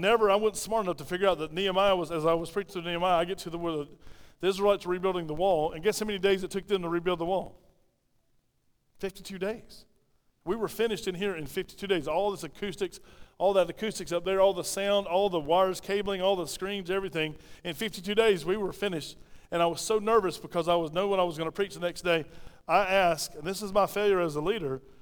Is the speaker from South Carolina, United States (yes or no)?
yes; Pauline, South Carolina, United States; I mumble because I'm from Pauline, South Carolina, right? All of us mumble like this from Pauline